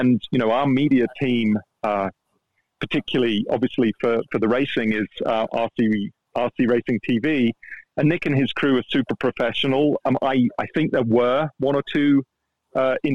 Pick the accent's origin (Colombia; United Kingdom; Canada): United Kingdom; England; first language English; Me being English and an English speaker.